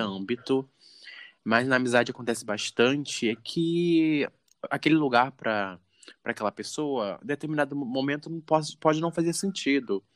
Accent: Rio de Janeiro, Brazil; eu sou do Rio de Janeiro

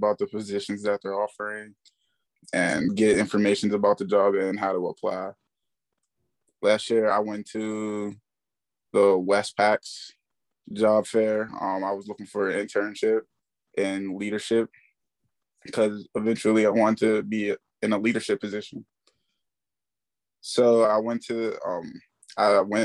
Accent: McKeesport, Pennsylvania, United States; I'm from McKeesport, Pennsylvania

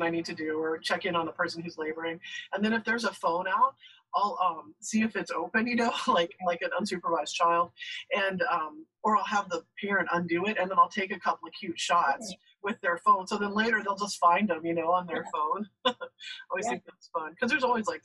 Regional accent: El Paso, Texas, United States; I grew up in El Paso, but I spent a lot of time on the coast

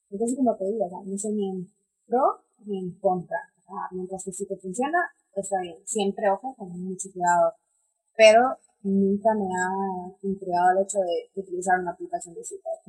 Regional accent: Honduras; soy de Honduras

